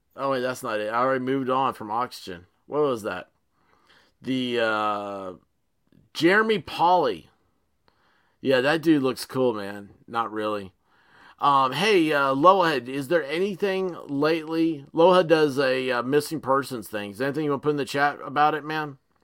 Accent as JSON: {"language": "English", "region": "Tennessee", "country": "United States", "accent": "Tennessee redneck", "said": "Tennessee redneck here, and that's how I chat"}